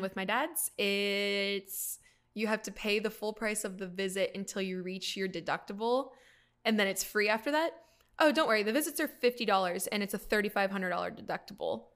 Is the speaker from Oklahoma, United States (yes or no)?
no; California, United States; now in Pennsylvania, United States; I grew up in California